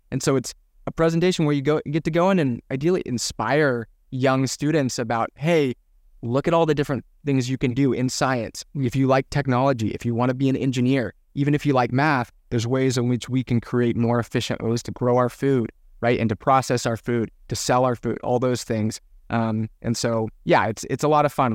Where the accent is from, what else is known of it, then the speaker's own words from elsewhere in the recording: Ventura County, California, United States; growing up in Ventura County